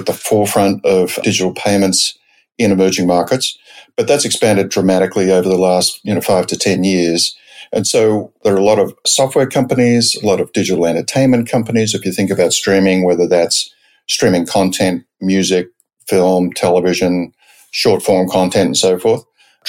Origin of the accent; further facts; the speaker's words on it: Sydney, New South Wales, Australia; moved away as an adult; also born or lived in San Francisco, United States / New York, United States; now in United States; I grew up in Australia, principally in Sydney, though a few years outside of Sydney